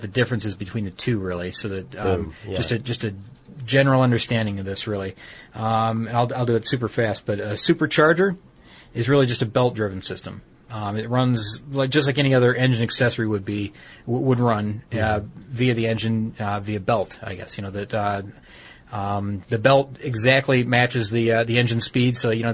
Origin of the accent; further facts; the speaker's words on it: Detroit, Michigan, United States; I'm from Detroit. I mean, from the Detroit area